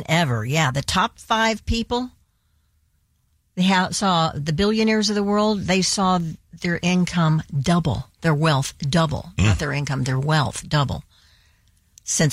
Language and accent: English; Hallettsville, Texas, United States; now in Houston, United States; growing up in Hallisville, German Czech, we had to drive 14 miles to Yoakum